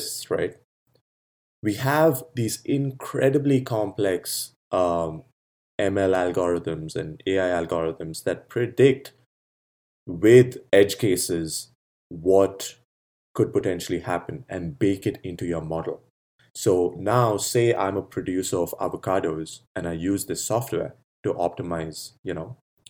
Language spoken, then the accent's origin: English; Bangalore, Karnataka, India; when I grew up in India, Bangalore